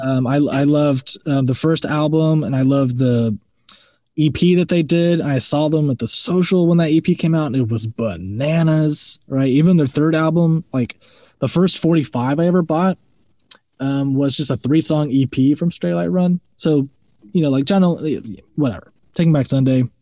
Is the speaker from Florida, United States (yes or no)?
yes; Florida, United States; I'm from Florida